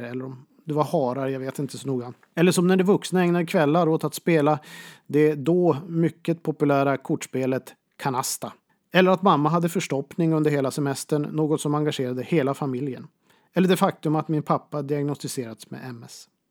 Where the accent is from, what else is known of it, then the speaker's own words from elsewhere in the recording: Boden, Norrbotten County, Sweden; min hemstad Boden